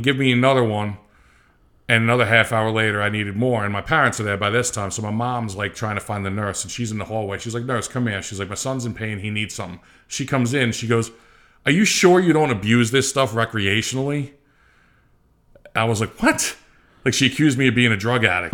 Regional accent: United States; I'm from the U S, I'm not from here

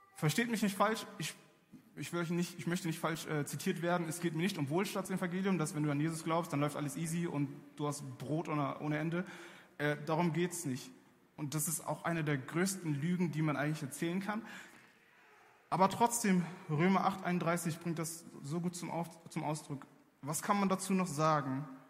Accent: Germany; ich bin in Deutschland aufgewachsen

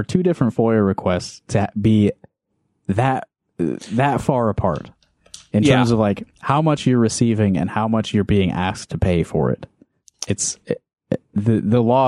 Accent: Sioux City, Iowa, United States; Woodbury County is where Sioux City is, part of my secret origin story, Sioux City.

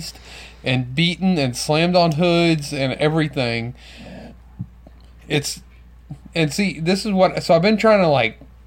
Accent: Baton Rouge, Louisiana, United States; That's my hometown

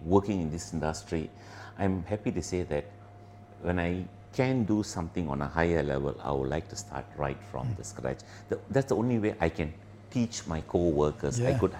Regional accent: Ipoh, Perak, Malaysia; also born or lived in Port Dickson, Malaysia / Kuala Lumpur, Malaysia; I moved to Ipoh. It's a state about another 200 kilometers north of KL. Okay, Ipoh is a gastronomic city, beautiful heritage. I grew up schooling until I finished my high school

